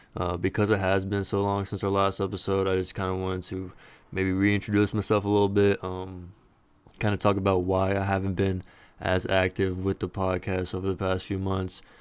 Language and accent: English; Dallas, Texas, United States; I am from Dallas, Texas. So it's a little closer to home